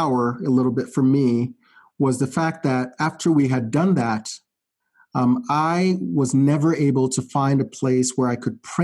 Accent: Ghana; moved away as an adult; now in United States; my life in Ghana, I would say, for the most part, was privileged in the sense that I grew up in a very stable family

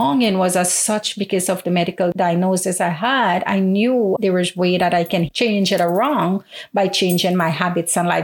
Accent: Guyana; moved away; even though I'm abroad, I never separate myself from my home country

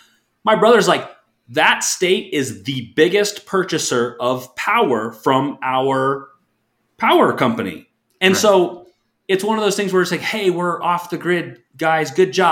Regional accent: Alaska, United States; I come from an oil drilling family, like from born and raised in Alaska. Half my family worked on the oil fields.

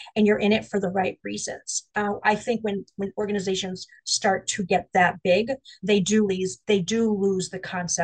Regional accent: Springfield, Massachusetts, United States; back to my hometown, which is in Springfield

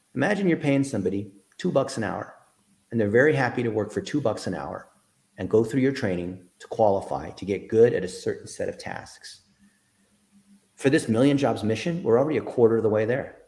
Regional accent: Dayton, Ohio, United States; I was born in Dayton, Ohio

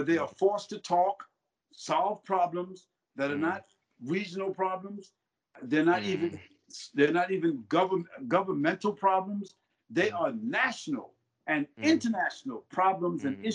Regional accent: United States; as an American citizen, and as a African American, and as a Muslim

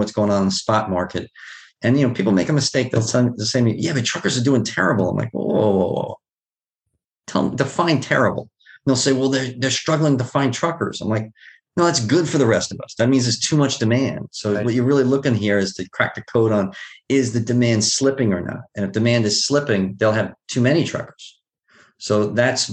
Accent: New York City, New York, United States; I grew up in Queens, in Bayside, Queens

